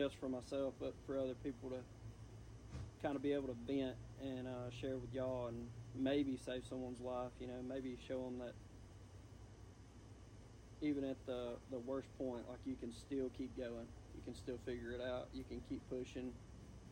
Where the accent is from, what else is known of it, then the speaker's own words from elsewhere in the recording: Blue Springs, Mississippi, United States; A lot of y'all know I grew up in Blue Springs, Mississippi